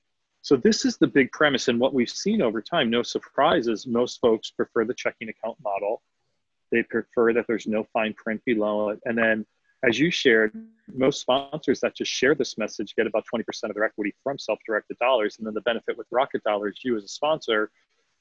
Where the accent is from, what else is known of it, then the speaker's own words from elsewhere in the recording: Philadelphia, Pennsylvania, United States; now in Austin, United States; I'm from Philadelphia, city of brotherly love